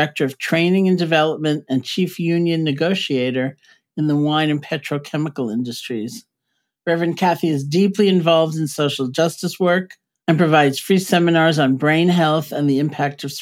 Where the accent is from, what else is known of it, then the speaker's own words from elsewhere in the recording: New York City, New York, United States; also born or lived in Massachusetts; I am a New Yorker, you know, born and bred